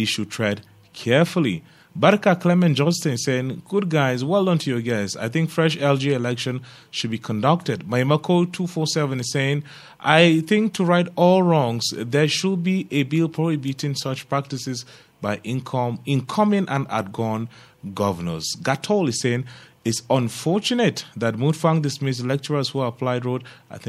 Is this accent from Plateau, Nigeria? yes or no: yes; Plateau, Nigeria; I'm Tarok too. I'm a Nigerian. I want to be president.